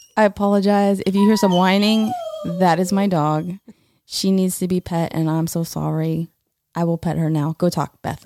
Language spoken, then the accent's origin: English; Florida, United States; I'm from Florida.